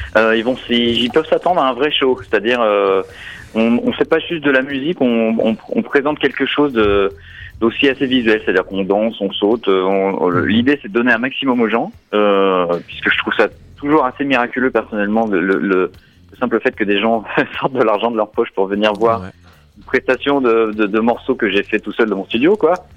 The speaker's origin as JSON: {"language": "French", "town": "Paris", "region": "Île-de-France", "country": "France", "moved": "as an adult", "lives_now": "Berlin, Germany", "said": "je suis parisien à la base, mais j'ai déménagé à San Francisco il y a, un certain temps. J'y ai vécu 12 ans."}